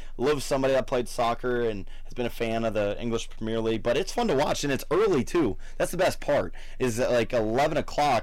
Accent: Louisville, Ohio, United States; my hometown

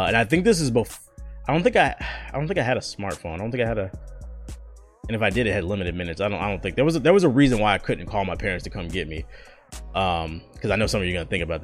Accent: East Coast, United States; moved away as an adult; also born or lived in Arkansas; I'm from the city, bro. I'm from the East Coast

